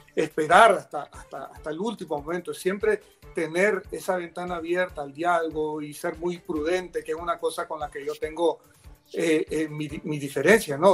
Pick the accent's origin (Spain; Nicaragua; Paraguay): Nicaragua; como ciudadano nicaragüense